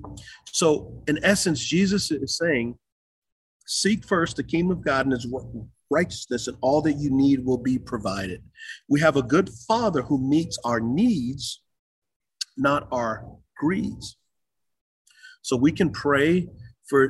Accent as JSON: {"language": "English", "town": "San Antonio", "region": "Texas", "country": "United States", "tie": "born or raised there", "also_born_or_lived": "Utah", "moved": "as an adult", "lives_now": "Charlotte, United States", "said": "San Antonio, Texas. I grew up on the west side."}